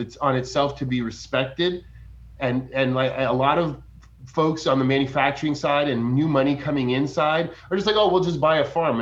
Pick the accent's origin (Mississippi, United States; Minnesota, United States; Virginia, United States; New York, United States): New York, United States; New York City; moved away as an adult; also born or lived in Los Angeles, California; now in Humboldt, United States; I'm from New York City.